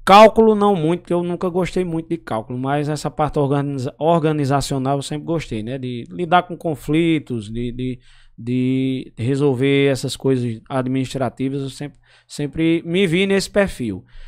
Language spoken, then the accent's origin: Portuguese; São Bento, Paraíba, Brazil; born or raised there; also born or lived in Pombal, Paraíba